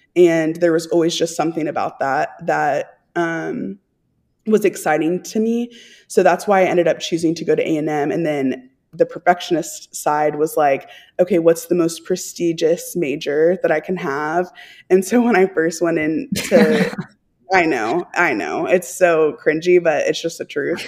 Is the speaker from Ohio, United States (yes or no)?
no; Texas, United States; I'm from Texas